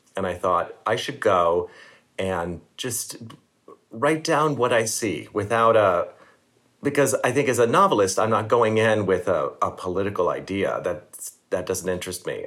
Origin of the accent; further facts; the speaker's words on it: Maryland, United States; I'm from Maryland